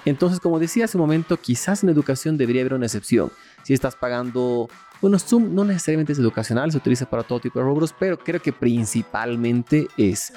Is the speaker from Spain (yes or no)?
no; Bolivia